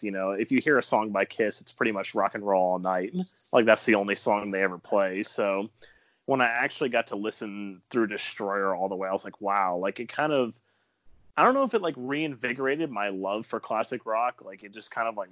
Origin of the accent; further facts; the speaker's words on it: Raleigh, North Carolina, United States; I'm from Raleigh, North Carolina